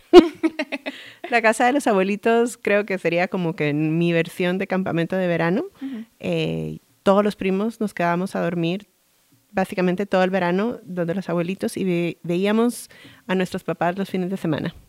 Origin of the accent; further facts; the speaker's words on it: Guatemala; moved away; yo crecí en Guatemala